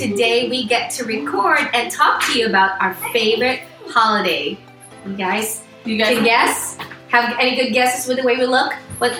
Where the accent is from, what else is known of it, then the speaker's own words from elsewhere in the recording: Philippines; moved away; I come from a very, very big family, and growing up in the Philippines, we had this huge family party.